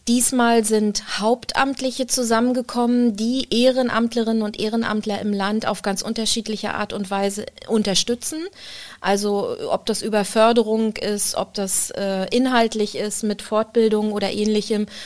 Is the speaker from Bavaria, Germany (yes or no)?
no; Rostock, Mecklenburg-Vorpommern, Germany; Aber ich bin ja in Rostock geboren und in Rostock ist die Zahl sieben eine ganz besondere.